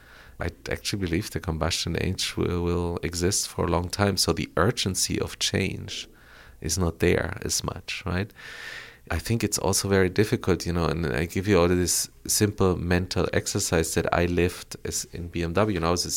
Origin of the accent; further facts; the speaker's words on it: Bogotá, Colombia; moved away; also born or lived in Frankfurt, Germany; I grew up in Colombia, yeah. I was born and raised in Colombia.